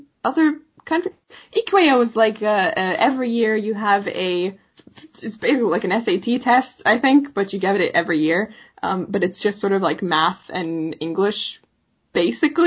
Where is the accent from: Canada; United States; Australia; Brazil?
Canada; We're Canadian